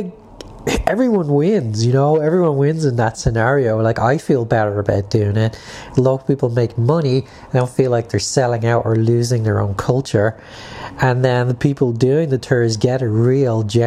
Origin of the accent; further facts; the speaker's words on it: Ireland; being Irish